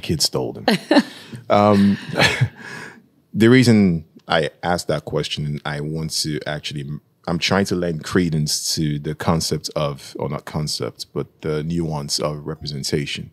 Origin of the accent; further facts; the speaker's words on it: Nigeria; moved away; I'm from Nigeria